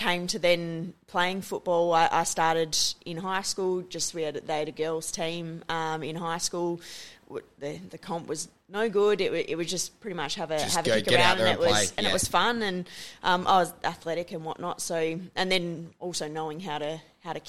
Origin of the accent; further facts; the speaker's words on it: Perth, Western Australia, Australia; I grew up in Perth with the surf life saving